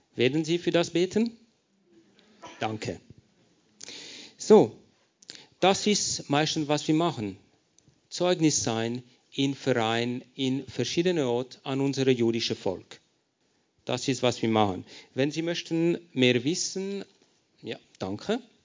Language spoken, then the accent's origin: German; Lausanne, Vaud, Switzerland; first language French; German is a second language; moved away as an adult; now in Paris, France; ich bin erzogen in der Schweiz, in Lausanne, französischer Teil